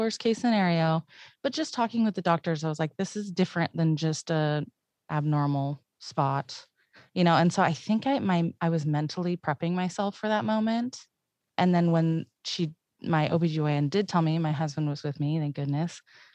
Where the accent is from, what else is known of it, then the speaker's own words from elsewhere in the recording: Paradise, California, United States; I'm from Paradise